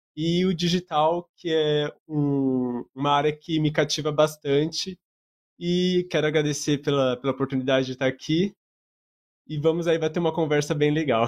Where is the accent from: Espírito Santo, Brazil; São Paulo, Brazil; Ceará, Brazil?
São Paulo, Brazil; Bauru; sou de Bauru